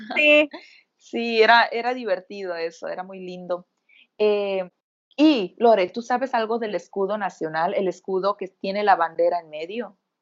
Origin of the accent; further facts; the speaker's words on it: Mexico; somos mexicanas